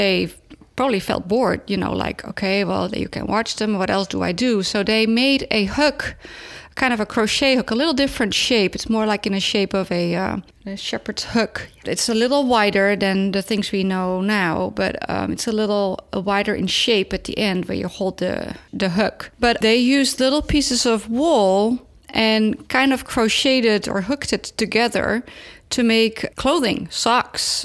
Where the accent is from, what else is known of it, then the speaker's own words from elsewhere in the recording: Netherlands; moved away; they found that in my home country